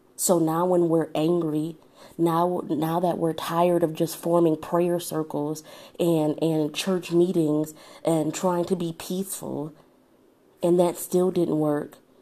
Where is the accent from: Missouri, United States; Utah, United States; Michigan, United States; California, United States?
Michigan, United States; Detroit; now in Southfield, United States; I actually live in Southfield, Michigan. So that's a suburb of Detroit. It's probably about, I'd say like 10, 15 minutes outside of Detroit, but I'm from Detroit